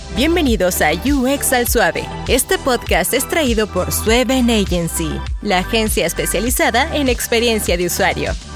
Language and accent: Spanish; Salto, Uruguay; accent: leve acento; moved away as an adult; now in Costa Rica; Yo no soy de Montevideo, soy de una ciudad del interior que se llama Salto